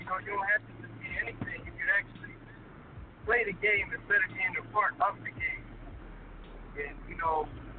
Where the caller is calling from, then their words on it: Philadelphia, Pennsylvania, United States; so this is … calling from Philly.